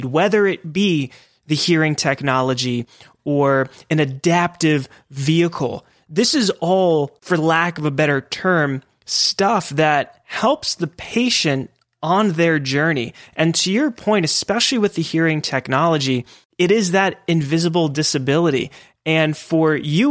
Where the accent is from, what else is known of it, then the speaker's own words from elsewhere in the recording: Pennsylvania, United States; I grew up in Pennsylvania, originally from Pennsylvania